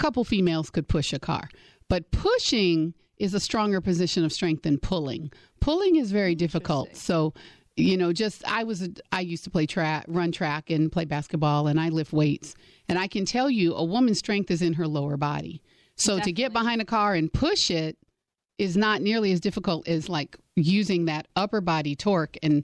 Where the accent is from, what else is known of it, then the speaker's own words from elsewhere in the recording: Gary, Indiana, United States; moved away as an adult; also born or lived in Michigan; I grew up in the cold. I grew up in Indiana, went to college in Michigan.